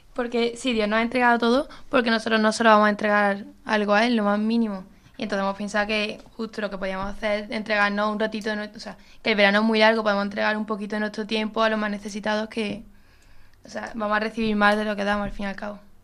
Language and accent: Spanish; Córdoba, Andalusia, Spain; moved away as an adult; now in Seville, Spain; Yo soy de Córdoba, pero estoy aquí en Sevilla estudiando farmacia